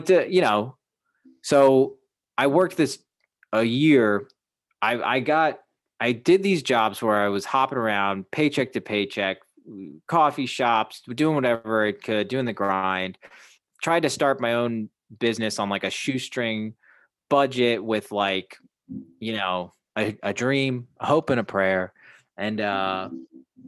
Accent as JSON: {"language": "English", "town": "Chicago", "region": "Illinois", "country": "United States", "tie": "born or raised there", "also_born_or_lived": "Hawaii", "said": "I'm still there. That's my hometown"}